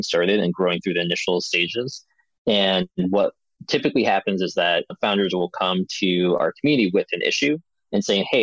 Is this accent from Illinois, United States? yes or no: yes; Chicago, Illinois, United States; now in Madison, United States; I grew up in Chicago, in the city there